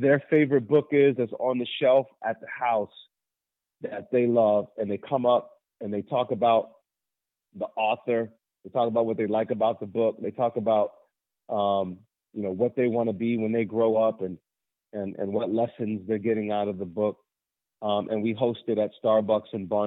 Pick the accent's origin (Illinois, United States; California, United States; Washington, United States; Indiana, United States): Washington, United States; Federal Way; I went back to my old middle school here in Federal Way, Washington, which is south of Seattle